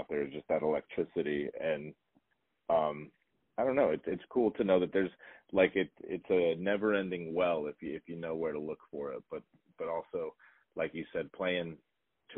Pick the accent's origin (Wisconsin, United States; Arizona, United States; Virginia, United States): Arizona, United States; Pinetop-Lakeside; I am from Pine Top Lakeside, you know, I'm from very close